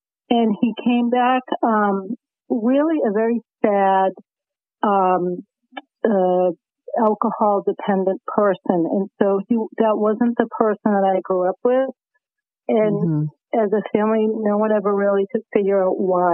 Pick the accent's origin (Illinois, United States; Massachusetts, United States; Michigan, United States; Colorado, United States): Massachusetts, United States; Boston; accent: thick Boston; my thick Boston accent